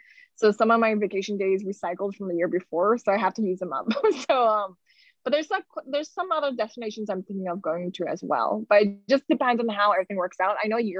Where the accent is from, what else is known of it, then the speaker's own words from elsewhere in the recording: Los Angeles, California, United States; I think like growing up in Los Angeles, not to hate on anyone, but like a lot of my friends from high school and stuff, they stayed within California.